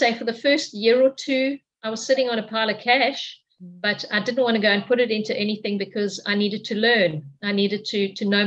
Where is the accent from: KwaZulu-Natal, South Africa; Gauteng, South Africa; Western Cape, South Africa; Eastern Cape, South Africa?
Western Cape, South Africa; Cape Town; moved away as an adult; now in Queensland, Australia; I'm from South Africa, from Cape Town in South Africa.